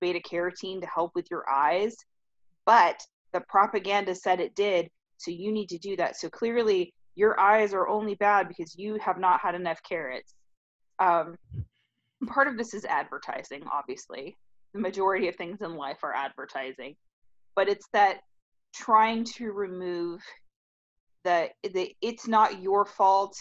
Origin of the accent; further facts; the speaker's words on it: California, United States; now in Texas, United States; growing up in California